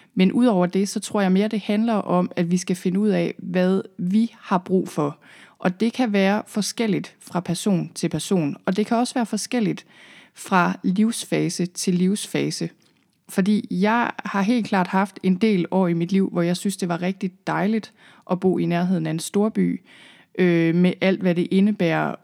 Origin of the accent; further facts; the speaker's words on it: Thy, northwest Jutland, North Denmark Region, Denmark; moved away as an adult; also born or lived in London / Zealand; jeg er oprindeligt fra Thy i Nordvestjylland. Der boede jeg øh, hele mit liv, indtil jeg rejste væk